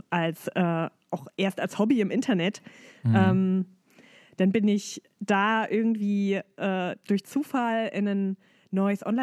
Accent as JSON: {"language": "German", "town": "Dessau", "region": "Saxony-Anhalt", "country": "Germany", "tie": "born or raised there", "said": "Das ist meine Heimatstadt. Und ähm, es gab damals eben nicht so viele Möglichkeiten, Gesangsunterricht zu nehmen."}